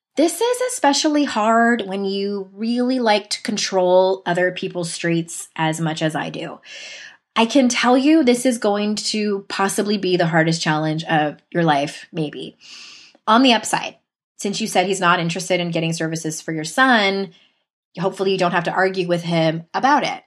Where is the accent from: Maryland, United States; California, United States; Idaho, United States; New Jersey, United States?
California, United States; San Diego; my hometown in San Diego